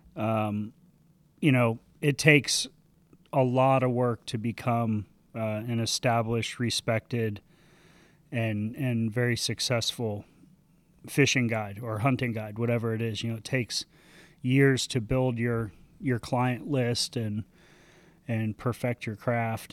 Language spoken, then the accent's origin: English; Sanibel, Florida, United States; grew up, uh, on a, on a little island off the coast of Southwest Florida called Sanibel.